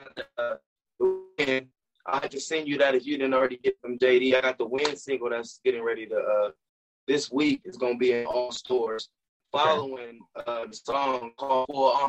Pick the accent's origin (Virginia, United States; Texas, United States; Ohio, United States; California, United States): Ohio, United States; now in Tampa, United States; Born and raised in Ohio. I live out in Tampa, Florida now